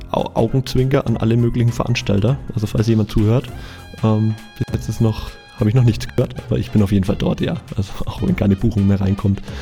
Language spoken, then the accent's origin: German; Nuremberg, Bavaria, Germany; versuche ich halt nach Nürnberg zu fahren, wo ich herkomme und wo ich auch noch eine, eine kleine Wohnung habe.